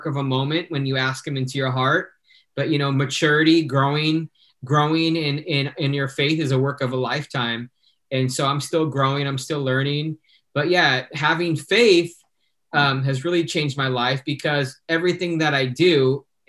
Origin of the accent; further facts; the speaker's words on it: Fontana, California, United States; I grew up in Fontana